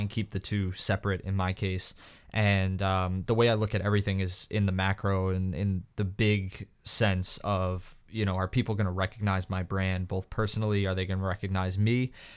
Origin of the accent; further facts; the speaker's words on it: New York, United States; I was from New York